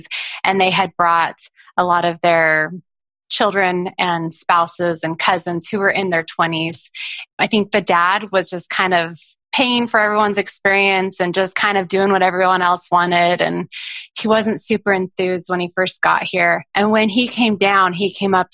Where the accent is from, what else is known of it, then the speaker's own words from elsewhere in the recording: Arizona, United States; moved away as an adult; now in Big Island, Hawaii, United States; I'm from Arizona